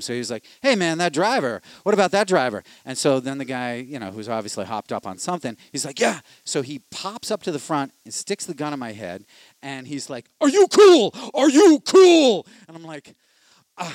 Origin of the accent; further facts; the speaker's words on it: Boston, Massachusetts, United States; I'm from Savin Hill